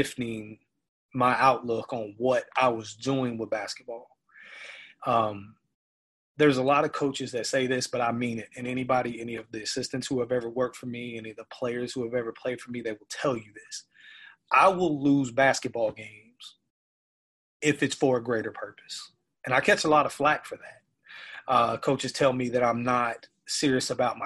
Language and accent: English; Memphis, Tennessee, United States; moved away; I'm originally from Memphis, and Memphis is a very poverty-stricken city